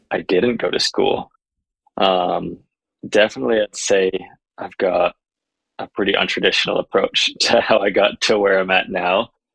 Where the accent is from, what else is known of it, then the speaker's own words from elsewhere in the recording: Vermont, United States; now in Utah, United States; I came from Vermont. I now live in Utah